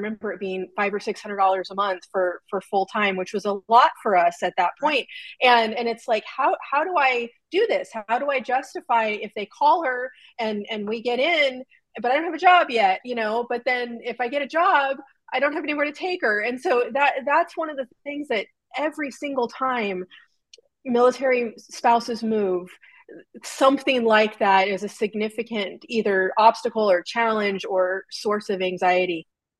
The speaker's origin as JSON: {"language": "English", "region": "California", "country": "United States", "tie": "born or raised there", "said": "That's the benefit of growing up in Southern California."}